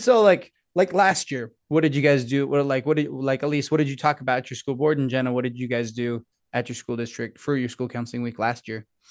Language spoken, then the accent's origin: English; Blanding, Utah, United States; I grew up in San Juan, over at Blanding, San Juan High School